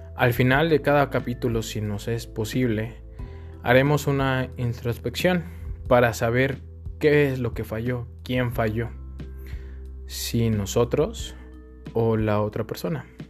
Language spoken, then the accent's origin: Spanish; Mexico City, Mexico; now in León, Mexico; Soy de la Ciudad de México, pero actualmente radico en León